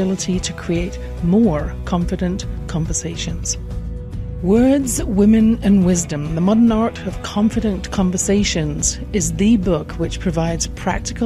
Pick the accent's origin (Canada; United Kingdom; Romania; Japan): United Kingdom; England; born or raised there